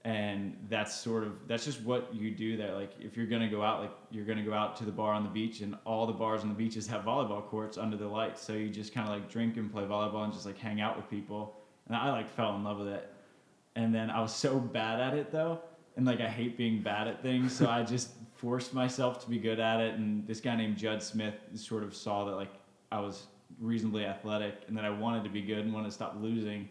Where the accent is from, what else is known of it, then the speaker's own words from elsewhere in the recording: Maryland, United States; moved away; also born or lived in Florida; growing up in Maryland.